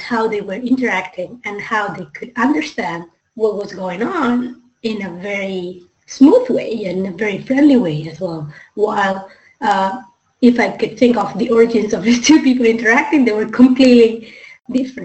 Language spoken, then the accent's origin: English; Spain; moved away as an adult; now in Hong Kong; I come originally from Spain, and I've been living in Asia, in Hong Kong actually, for the last 5 years